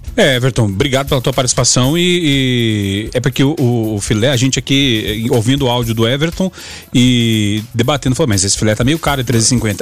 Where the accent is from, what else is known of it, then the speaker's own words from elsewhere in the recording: Gaúcho, Rio Grande do Sul, Brazil; Eu, como um bom gaúcho